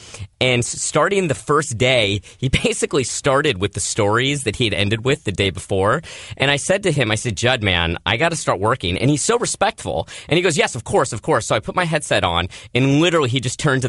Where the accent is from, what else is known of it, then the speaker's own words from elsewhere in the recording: Manhattan Beach, California, United States; Manhattan Beach, California. The rough and tumble streets of Manhattan Beach.